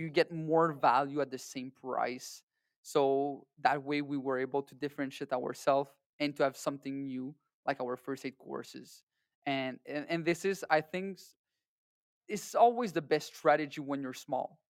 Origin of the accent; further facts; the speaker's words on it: Canada; we're all Canadian or people that, that live in America